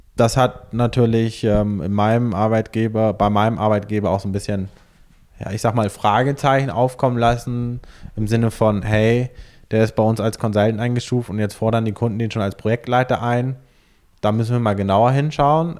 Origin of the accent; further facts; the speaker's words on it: Hamburg, Germany; ich bin in Hamburg am Stadtrand geboren, ähm, bin dort zur Schule gegangen, habe mein Abitur dort gemacht